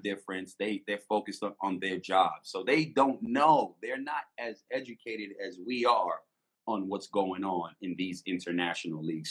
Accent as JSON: {"language": "English", "country": "United States", "said": "I'm American"}